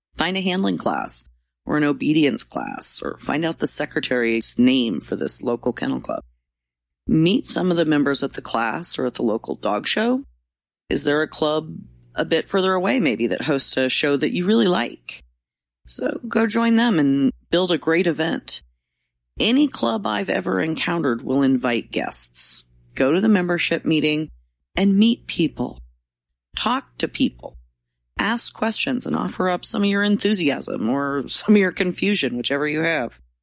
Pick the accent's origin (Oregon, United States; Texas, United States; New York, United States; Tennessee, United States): Oregon, United States; Roseburg; My hometown, Roseburg